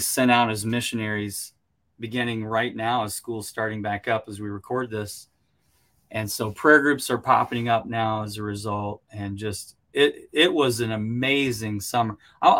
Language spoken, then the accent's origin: English; United States; speaking as an American here